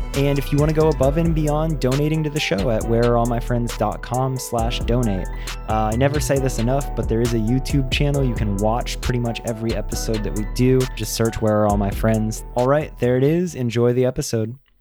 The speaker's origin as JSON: {"language": "English", "country": "United States", "tie": "born or raised there", "said": "growing up in the States"}